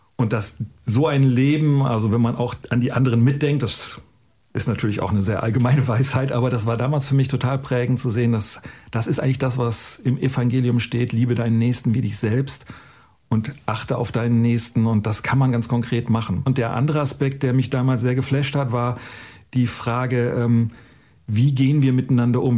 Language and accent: German; North Germany, Germany; born or raised there